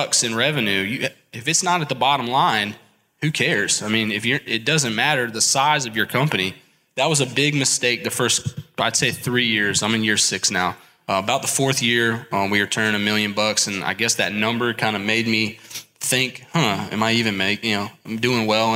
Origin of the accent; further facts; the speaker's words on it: Columbia, South Carolina, United States; I am from Columbia, South Carolina